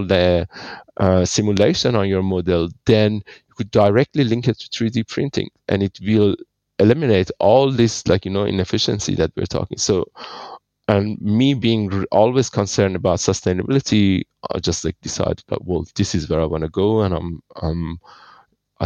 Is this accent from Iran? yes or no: yes; Iran; moved away as an adult; now in Australia; I'm originally from Iran, living in Australia for 20 years. I studied my electrical engineering in Iran and then came here to Australia